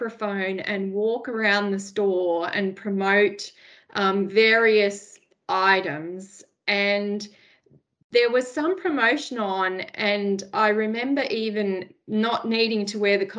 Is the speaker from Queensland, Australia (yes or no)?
no; Sydney, New South Wales, Australia; So I am from the Sutherland Shire in Sydney. I was born and bred there.